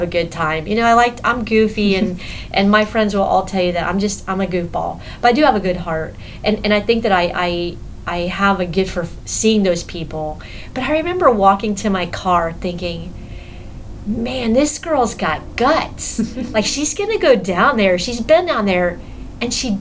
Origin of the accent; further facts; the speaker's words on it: Miami, Florida, United States; moved away; I'm from Miami, so I grew up with all the Cubans down in Miami